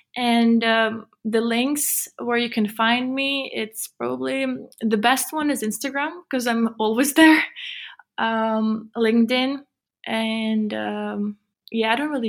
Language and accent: English; Switzerland; because I grew up in Switzerland, and Switzerland is amazing.